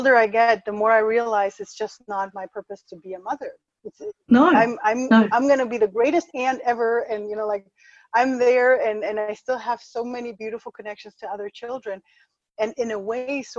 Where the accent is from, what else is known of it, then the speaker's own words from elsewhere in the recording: Ecuador; moved away; I was born in Ecuador and had this whole Latin American thing